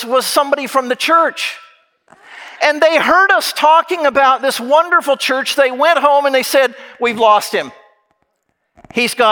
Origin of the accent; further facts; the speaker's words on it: Kansas, United States; moved away as an adult; also born or lived in Indiana; I was from Kansas.